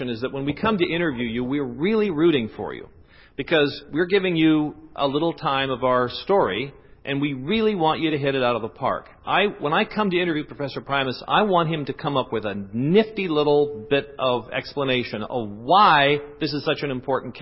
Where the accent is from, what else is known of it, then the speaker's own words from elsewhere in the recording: the West, United States; moved away; I'm from the West